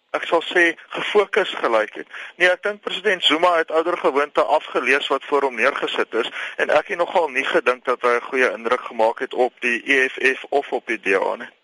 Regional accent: South Africa; ons wat wat as Afrikaners gereken word, met ander woorde wit Afrikaanssprekendes

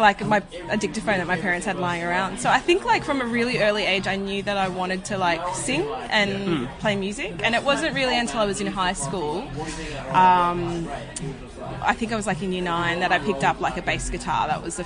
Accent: Sydney, New South Wales, Australia; I grew up in Riverwood. Right. She's like a southwest Sydney suburb.

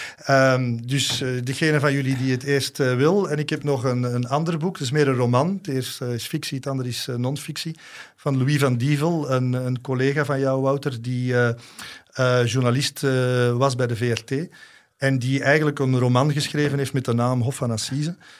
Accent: Antwerp, Flanders, Belgium; ik voelde mij ook als Antwerpenaar aangesproken

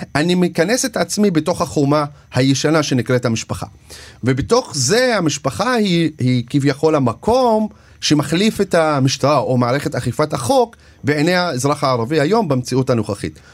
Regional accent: Shefa-'Amr, Northern District, Israel; Hebrew is a second language; גדלתי בשפרעם ולמדתי בבית ספר דרוזי

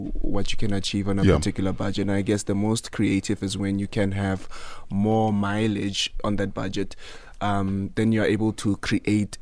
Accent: Pretoria, Gauteng, South Africa; also born or lived in Soshanguve; I was born in Soshanguve

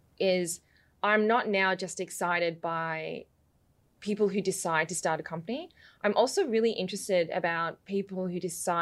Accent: London, United Kingdom; born there; because when I was born in London, in the area that we lived, there were a lot of Nigerians.

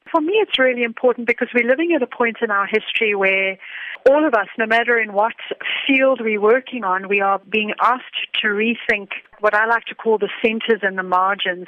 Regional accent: South Africa; being a South African

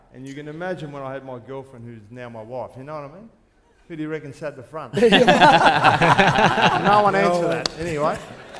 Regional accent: Thomastown, Victoria, Australia; Mate, I grew up in Layla Thomastown.

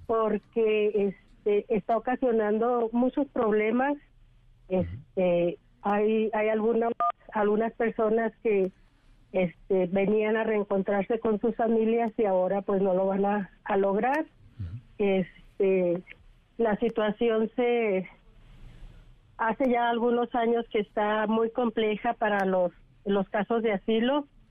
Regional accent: Ciudad Juárez, Chihuahua, Mexico; moved away as an adult; now in United States; yo soy de Ciudad Juárez

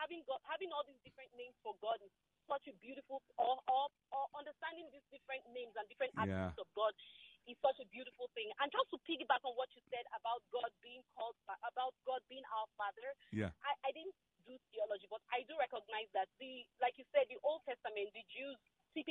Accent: Nigeria; Dr. Anderson, I'm Nigerian.

